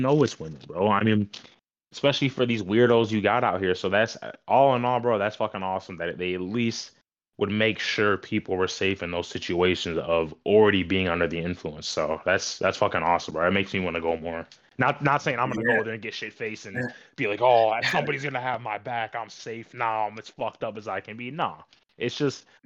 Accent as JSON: {"language": "English", "region": "Michigan", "country": "United States", "tie": "born or raised there", "said": "It's something about Michigan that keeps people satisfied, I guess I could say. And I just love knowing that, you know, it's my hometown"}